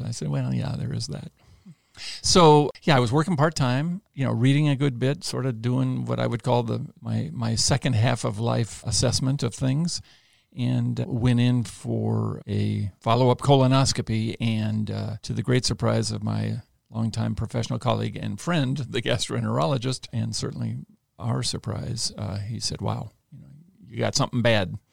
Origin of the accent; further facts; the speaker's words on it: Los Angeles, California, United States; I grew up in the Los Angeles area